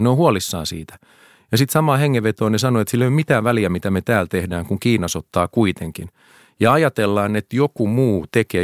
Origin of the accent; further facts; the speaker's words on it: Helsinki, Uusimaa, Finland; mä oon todella ylpeä kotikaupungistani